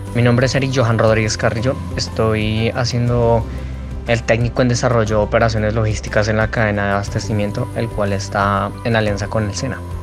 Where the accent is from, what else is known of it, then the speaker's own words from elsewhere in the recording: Bogotá, Colombia; Nací en Bogotá, tengo 24 años.